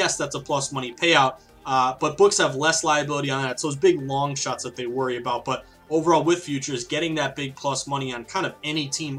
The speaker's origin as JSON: {"language": "English", "town": "Philadelphia", "region": "Pennsylvania", "country": "United States", "said": "I'm from Philadelphia, I'm a diehard Eagles fan"}